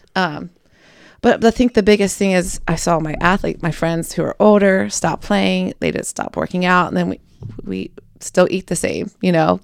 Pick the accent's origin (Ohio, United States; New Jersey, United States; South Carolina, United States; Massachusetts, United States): Ohio, United States; Cincinnati; moved away as an adult; now in Kentucky, United States; I'm mostly based in Kentucky, but I'm from Cincinnati